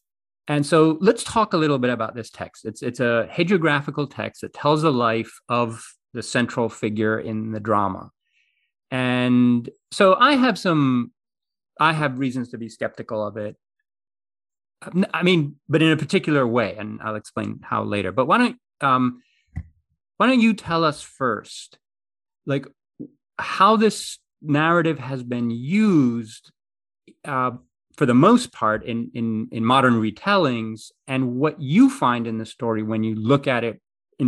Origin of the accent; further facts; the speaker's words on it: Greece; So the funny thing is I grew up in Greece, right? But I couldn't speak Greek until I went to kindergarten, because there's raised by my mother, who's American.